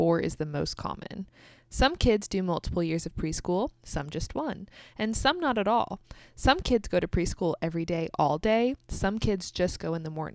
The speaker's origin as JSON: {"language": "English", "country": "United States", "also_born_or_lived": "Kansas"}